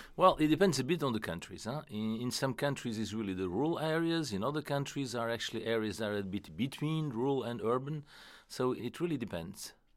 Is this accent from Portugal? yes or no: yes; Portugal; moved away; I came from Portugal